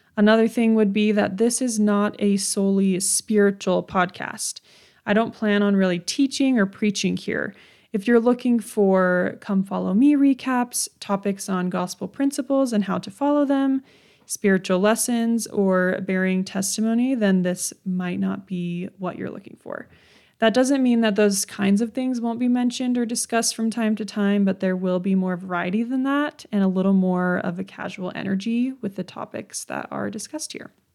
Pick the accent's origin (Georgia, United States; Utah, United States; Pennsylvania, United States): Utah, United States; also born or lived in Redlands, California; I was born and raised in Utah